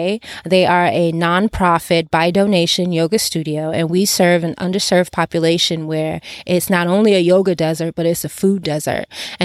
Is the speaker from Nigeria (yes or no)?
yes; Nigeria; English is a second language; now in Los Angeles, United States; I am originally from Nigeria, but I reside in Los Angeles currently